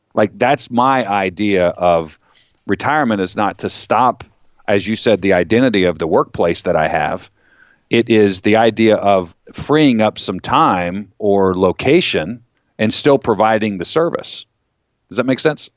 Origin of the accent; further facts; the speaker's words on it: Florida, United States; now in Pennsylvania, United States; I grew up in Florida